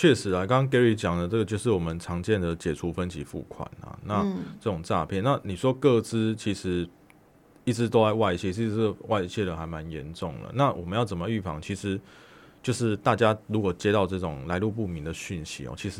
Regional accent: Taiwan; 我们台湾人会对于一些讯息或者对一些可能一些交往人人就是有有人有人就应该说人际关系上，我会确实很多的存疑

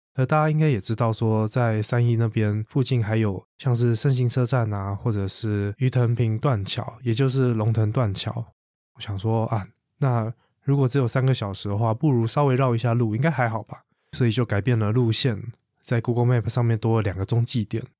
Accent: Taipei, Taiwan; 从小在台北生活长大的我

